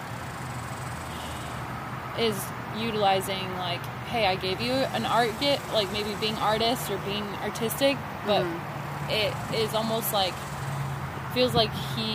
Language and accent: English; United States; as an American